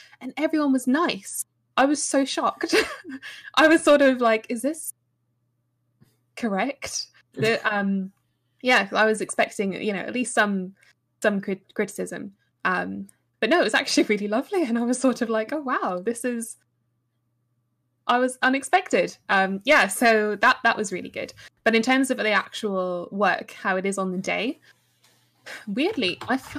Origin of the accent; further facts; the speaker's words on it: England, United Kingdom; I'm English